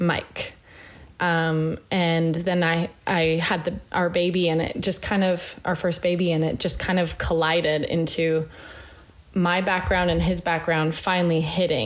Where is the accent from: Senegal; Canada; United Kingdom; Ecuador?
Canada; Northern Canada; moved away; I grew up very like in Northern Canada. Like we were 2 hours from a grocery store.